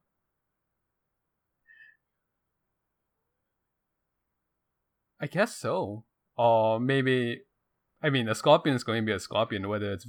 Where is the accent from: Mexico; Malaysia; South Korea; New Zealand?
Malaysia; now in United States; I come from Malaysia